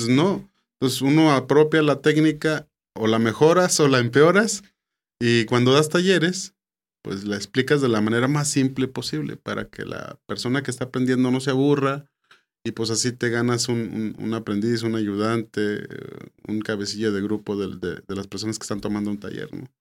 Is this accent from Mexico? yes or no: yes; San Pedro, Coahuila, Mexico; yo soy de San Pedro, Coahuila.